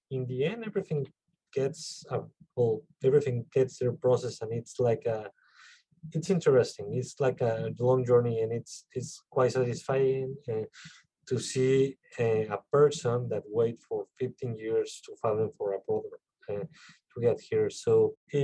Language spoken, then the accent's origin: English; Mexico City, Mexico; English is a second language; moved away as an adult; now in Pennsylvania, United States; I was born in Mexico City in December 1985.